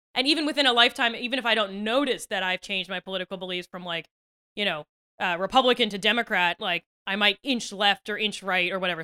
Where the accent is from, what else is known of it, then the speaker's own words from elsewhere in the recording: Western Maryland, United States; I'm from Western Maryland, which is of, like, eh, I'm from a very conservative county in a blue state